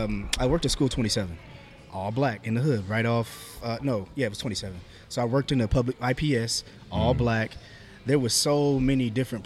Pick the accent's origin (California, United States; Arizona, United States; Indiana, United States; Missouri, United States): Indiana, United States; Marion; No, I'm from Marion.